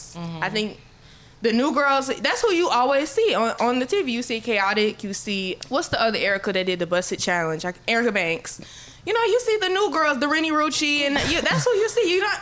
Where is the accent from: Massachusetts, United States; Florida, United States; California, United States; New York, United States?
Florida, United States; I'm from Florida